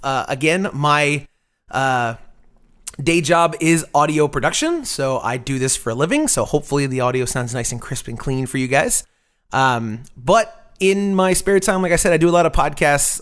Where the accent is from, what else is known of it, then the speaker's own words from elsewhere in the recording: Tampa, Florida, United States; now in Austin, United States; I'm originally from Tampa, Florida